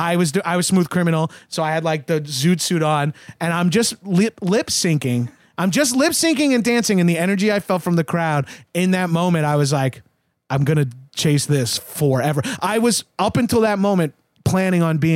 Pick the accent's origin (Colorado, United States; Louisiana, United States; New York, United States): New York, United States; Long Island; I'm also from Long Island.